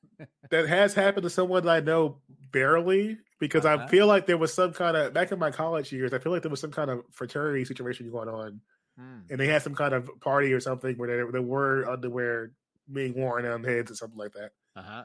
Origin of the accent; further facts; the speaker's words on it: Chicago, Illinois, United States; You know, as a Chicagoan, but also a Mizzou grad, I've spent time in the age and area of Missouri